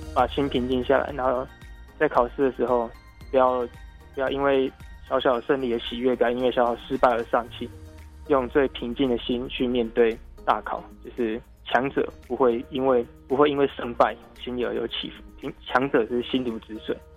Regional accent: Tainan, Taiwan; 我是台南人，但是我住新营区

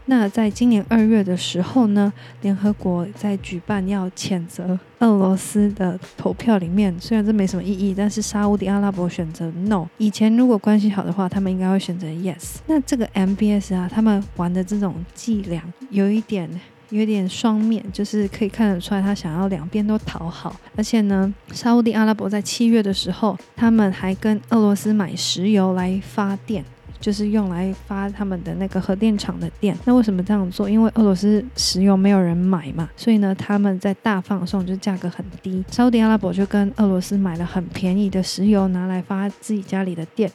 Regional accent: Taiwan; 我们台湾人

